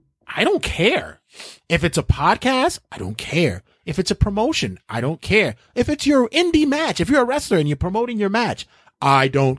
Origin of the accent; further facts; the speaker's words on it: New York City, New York, United States; I'm from Brooklyn